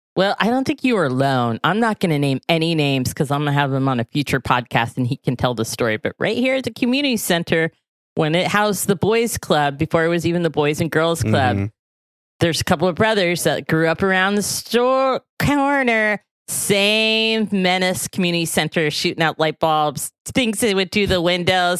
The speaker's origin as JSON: {"language": "English", "region": "the South", "country": "United States", "tie": "born or raised there", "moved": "yes", "said": "I grew up in the South"}